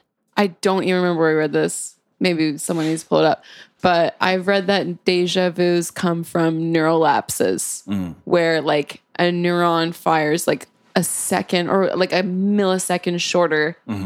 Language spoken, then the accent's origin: English; South East England, United Kingdom; I grew up in Surrey, so you know, I've heard of a lot of drugs